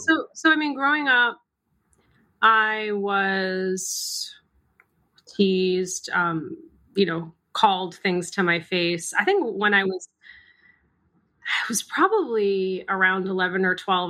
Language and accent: English; Massachusetts, United States; My younger brother and I were born and raised in the United States. Spent most of our time in Massachusetts